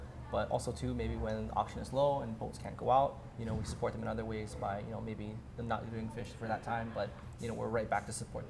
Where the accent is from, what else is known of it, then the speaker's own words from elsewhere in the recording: Kaneohe, Hawaii, United States; I grew up right in Kaneway, one town over, not a few miles from here. Yeah. So east side.